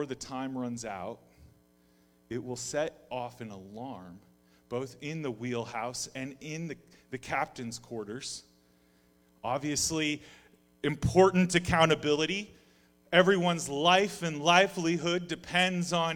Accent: Alaska, United States; moved away; I grew up in Alaska

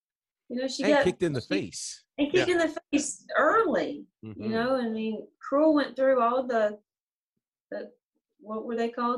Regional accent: the South, United States; Because I'm a girl from the South

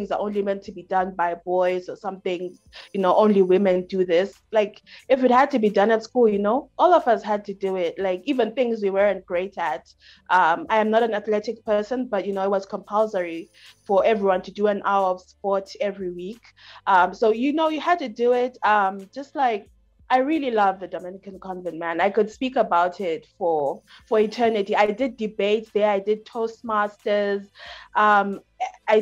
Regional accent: Bulawayo, Zimbabwe; moved away as an adult; also born or lived in United States; now in Malawi; I am a lady from Bulawayo, Nyamandlovu-ish in Zimbabwe. I've grown up in Zimbabwe, and I went to the States for my university education.

